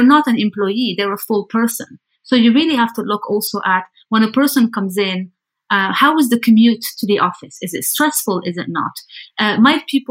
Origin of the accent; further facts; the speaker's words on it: Lebanon; now in Amsterdam, Netherlands; I'm originally from Lebanon, currently based in Amsterdam in the Netherlands